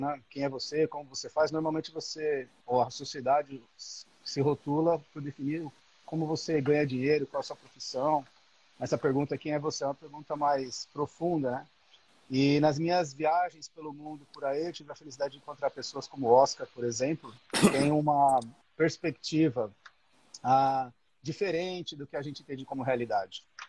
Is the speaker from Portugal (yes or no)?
no; São Paulo, Brazil; moved away as an adult; now in Australia; Eu sou de São Paulo, moro na Austrália há nove anos